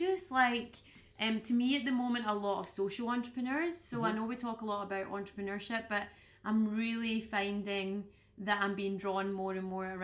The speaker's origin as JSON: {"language": "English", "region": "Scotland", "country": "United Kingdom", "said": "being Scottish that it just being in Scotland and being from Scotland"}